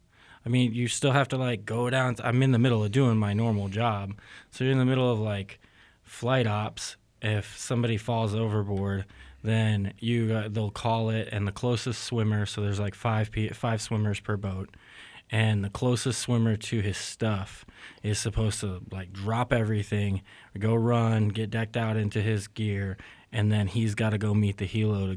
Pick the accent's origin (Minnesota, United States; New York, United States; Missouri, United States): Missouri, United States; Knob Noster; also born or lived in Jacksonville; I'm originally from here in Knobnostor, Missouri. I guess that's a longer answer for me, though, because I'm actually born in Jacksonville, Florida, but my father was in the Navy, and so I'm a little bit from everywhere.